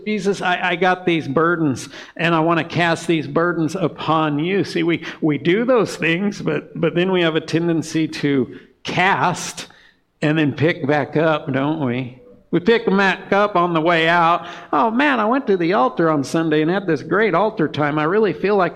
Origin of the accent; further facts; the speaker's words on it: Montana, United States; we're from Montana